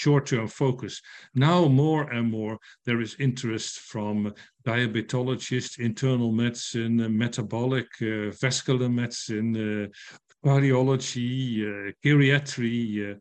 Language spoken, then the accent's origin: English; Netherlands; I'm from the Netherlands